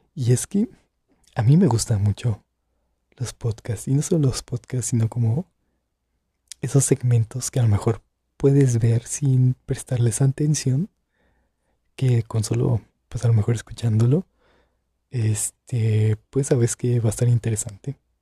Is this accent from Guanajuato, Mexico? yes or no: yes; Santa Cruz de Juventino Rosas, Guanajuato, Mexico; Soy de Guanajuato, más específicamente de Santa Cruz de Juventino Rosas